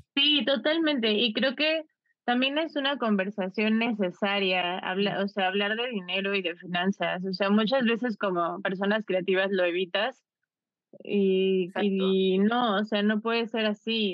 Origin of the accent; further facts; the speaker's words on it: Mexico; nosotros como mexicanos